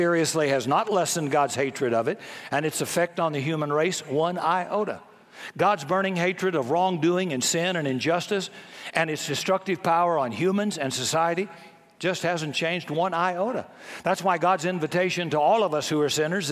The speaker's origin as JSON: {"language": "English", "region": "the South", "country": "United States", "tie": "born or raised there", "said": "I grew up in the South before desegregation"}